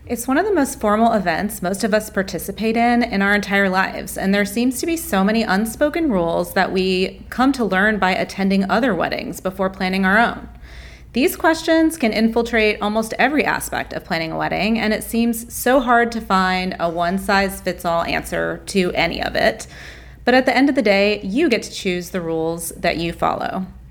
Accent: the South, United States; I grew up in the South

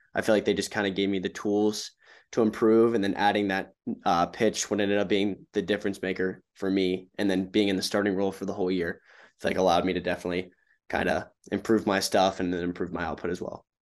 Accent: Charlotte, North Carolina, United States; Charlotte, my hometown

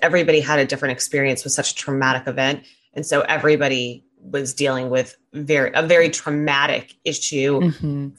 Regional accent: California, United States; I'm from California

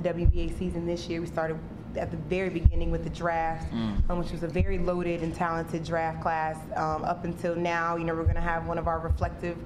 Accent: North Carolina, United States; moved away; my hometown in North Carolina

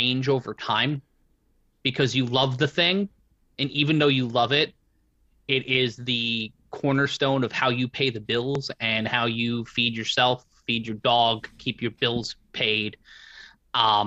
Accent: New York City, New York, United States; where I grew up in Brooklyn

